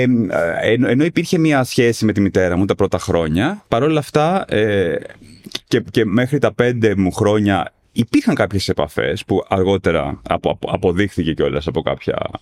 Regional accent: Athens, Attica, Greece; μεγάλωσα στην Αθήνα τη δεκαετία

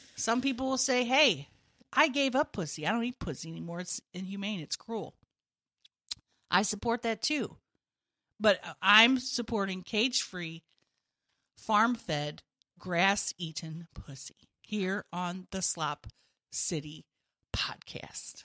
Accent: United States; I'm just an American.

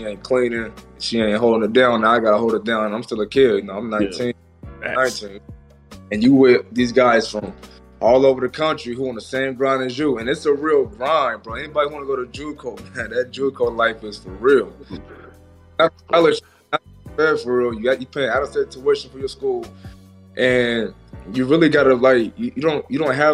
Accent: Portland, Oregon, United States; we grew up together in Portland

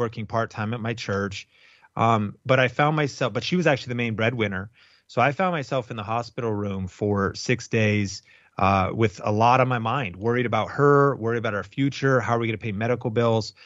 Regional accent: Arlington, Washington, United States; also born or lived in Seattle, Washington; I grew up in Arlington, Washington. It was very rural, kind of farm community.

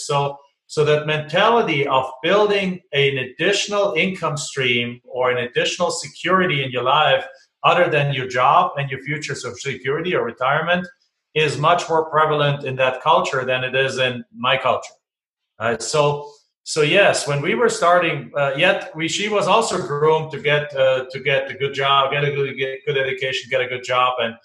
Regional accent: Germany; moved away as an adult; now in United States; I'm from Germany, so I came here with basically two suitcases, a bunch of student debt, and a dream. And I got to finish my college degree here

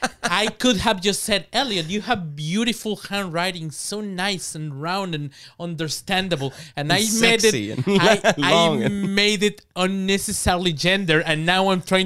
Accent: Mexico; born there; I am Mexican Cuban. That means that I was born in Mexico, but I'm first generation Mexican.

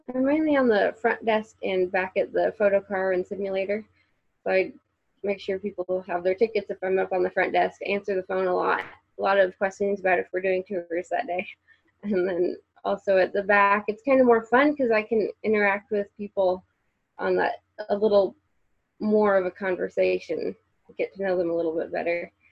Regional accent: Central Illinois, United States; moved away as an adult; now in Indianapolis, United States; I'm from Central Illinois

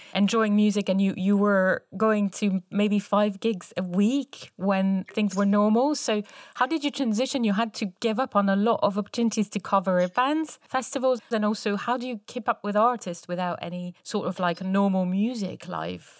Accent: Paris, Île-de-France, France; now in Bristol, United Kingdom; the U K where we are and Paris, my hometown

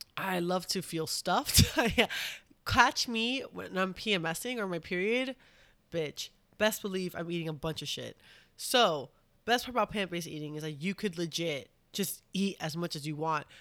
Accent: New York, United States; I'm from New York.

